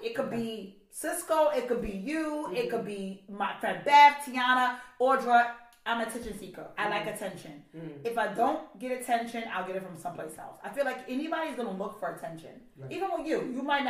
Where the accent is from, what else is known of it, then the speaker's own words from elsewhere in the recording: India; I'm like, okay, I'm Indian. I'll go buy 7 for $35.